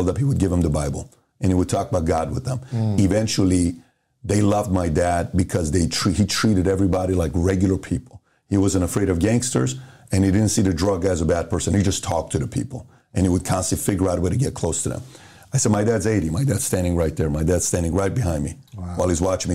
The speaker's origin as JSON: {"language": "English", "country": "Iran", "tie": "born or raised there", "also_born_or_lived": "Los Angeles, California", "moved": "yes", "lives_now": "United States", "said": "So I grew up in Iran. We got bombed on."}